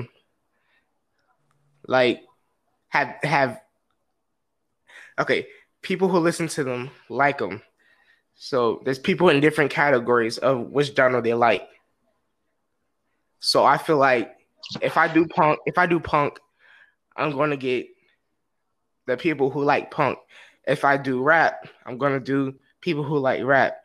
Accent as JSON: {"language": "English", "town": "Lithonia", "region": "Georgia", "country": "United States", "tie": "born or raised there", "said": "I grew up in Lithonia, Georgia, which is in Atlanta"}